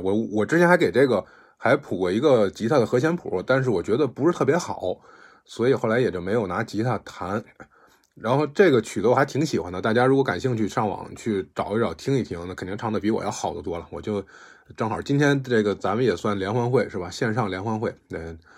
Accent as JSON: {"language": "Chinese", "country": "China", "said": "我们国家这个创作的人"}